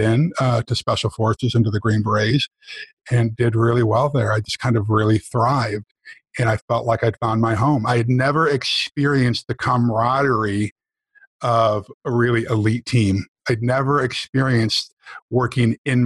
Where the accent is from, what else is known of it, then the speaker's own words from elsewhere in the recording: rural New York, United States; moved away as an adult; also born or lived in San Francisco, California; my ticket out of, you know, rural New York, away from, you know, my hometown